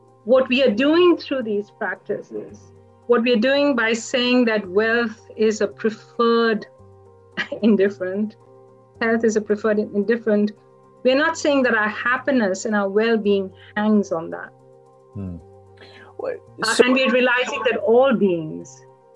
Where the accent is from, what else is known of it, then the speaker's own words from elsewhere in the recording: Kolkata, West Bengal, India; I was born in Calcutta, India